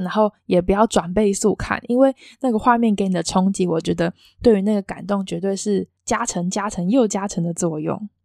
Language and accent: Chinese; Taiwan; 我也是身为台湾人的一份子